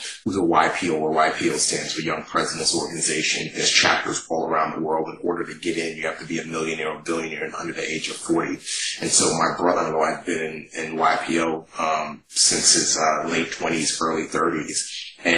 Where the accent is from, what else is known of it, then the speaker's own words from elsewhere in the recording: New York City, New York, United States; we were poor growing up in New York City